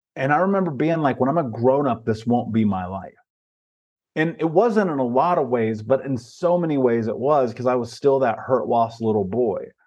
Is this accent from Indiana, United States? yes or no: yes; Indianapolis, Indiana, United States; I grew up in Indianapolis, Indiana, in America.